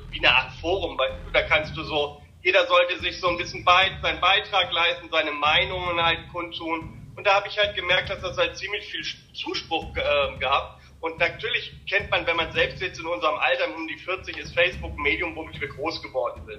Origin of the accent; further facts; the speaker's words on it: Bad Bramstedt, Schleswig-Holstein, Germany; Das ist so meine Heimatstadt